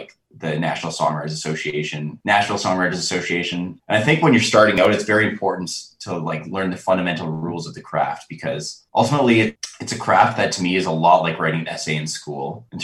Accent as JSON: {"language": "English", "town": "Calgary", "region": "Alberta", "country": "Canada", "tie": "born or raised there", "said": "I grew up in Calgary, which is like country music runs in the blood of Calgary."}